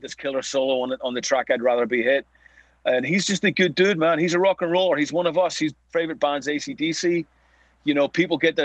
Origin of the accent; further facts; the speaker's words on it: Belfast, Northern Ireland, United Kingdom; growing up in Belfast